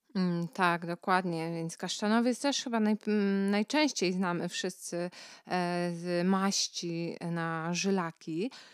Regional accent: Kashubia, Pomeranian Voivodeship, Poland; u nas na Kaszubach

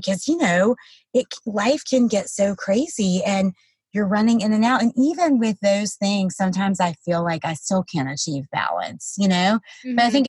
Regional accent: the South, United States; I'm from the South

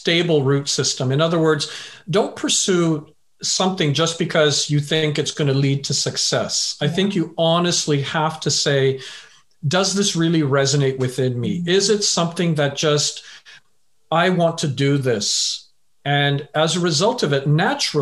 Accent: Vancouver, British Columbia, Canada; also born or lived in England; originally I was born in England, but I left when I was a wee lad.

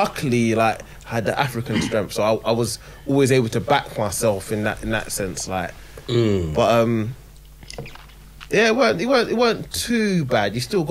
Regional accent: Stanley, United Kingdom; I'm from Stanley, innit?

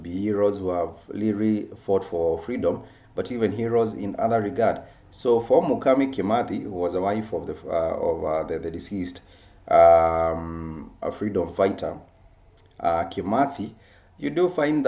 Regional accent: Kenya; our Kenyan people

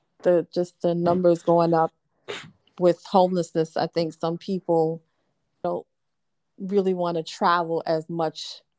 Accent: New York, United States; Because I'm from New York and I'm a Knicks fan and a Jets fan.

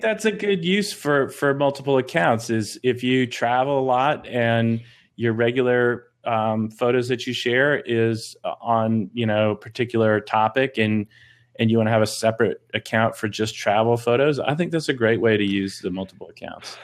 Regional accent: Boston, Massachusetts, United States; moved away; also born or lived in North Carolina; I grew up in Boston, Massachusetts

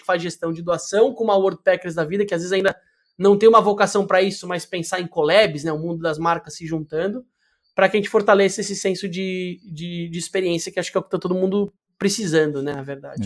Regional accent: Brazil; a gente, como é brasileiro visceral

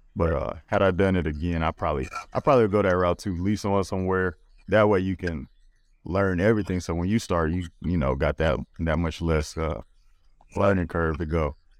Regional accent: Louisiana, United States; I'm from Louisiana

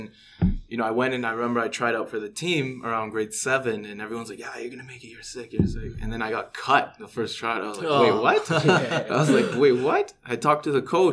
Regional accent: Winnipeg, Manitoba, Canada; moved away; also born or lived in Hamilton; I was born in Winnipeg, Manitoba

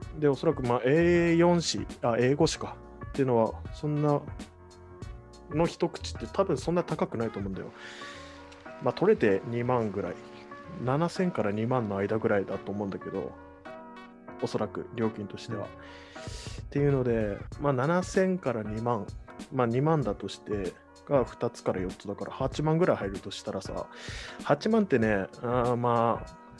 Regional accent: Kagoshima, Japan; 僕の地元の鹿児島県内

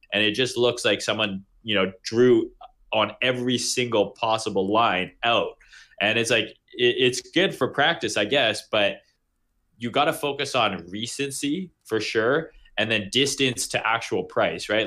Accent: Canada; I'm from Canada

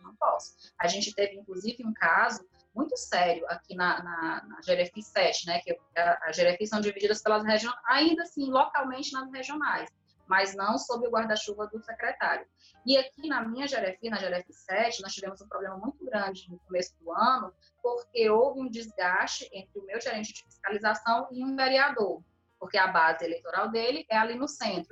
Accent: Fortaleza, Ceará, Brazil; Até o posto aqui da Floresta, eu lembro quando eu era criança, a gente chegava de madrugada lá

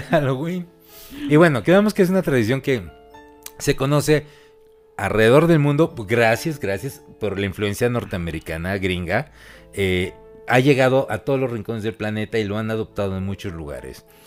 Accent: Mexico; los mismos mexicanos de siempre

